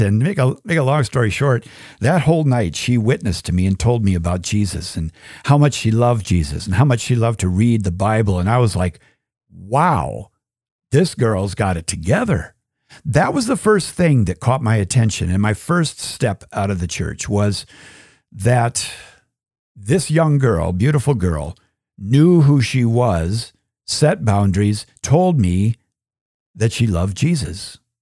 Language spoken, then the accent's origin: English; Minnesota, United States; I was raised Catholic in Minnesota